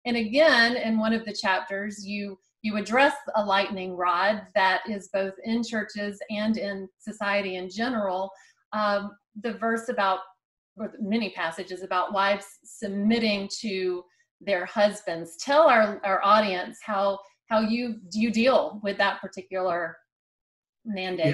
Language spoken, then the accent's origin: English; South Carolina, United States; I'm a South Carolinian and I'm kind of partial to anybody from my home state